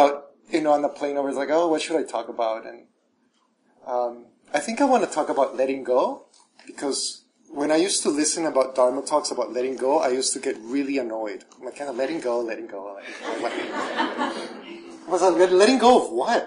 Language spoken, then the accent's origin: English; El Salvador; moved away; I was raised Catholic in El Salvador